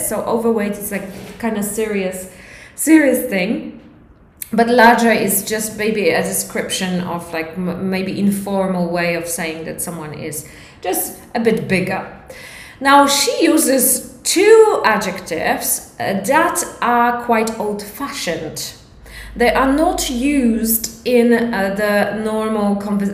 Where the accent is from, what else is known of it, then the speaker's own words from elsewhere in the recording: Poland; English is a second language; it is a little bit uh, difficult for Polish people because our grammar is completely different